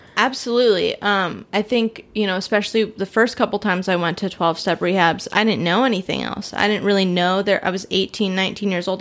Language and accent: English; California, United States; moved away; I'm from California